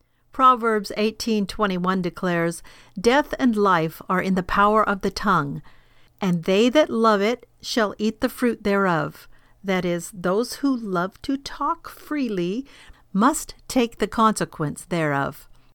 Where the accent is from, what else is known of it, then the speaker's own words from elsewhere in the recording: California, United States; For example, I grew up in California on a farm in the kerosene lamp days, and I can spot others who have the same background.